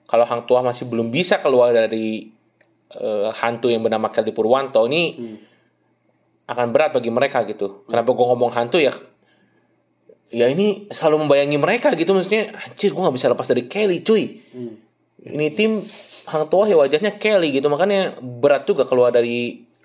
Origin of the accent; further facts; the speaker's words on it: West Java, Indonesia; itu kalau gue sih orang Sunda ngerti ya